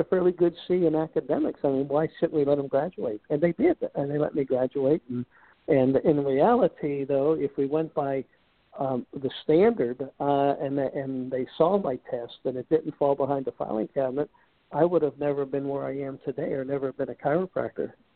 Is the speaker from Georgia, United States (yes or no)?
no; Pittsburgh, Pennsylvania, United States; I, I was raised in Pittsburgh